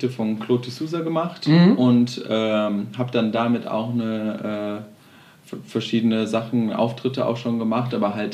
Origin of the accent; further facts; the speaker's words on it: Witten, North Rhine-Westphalia, Germany; also born or lived in Amsterdam; ich komme aus Witten.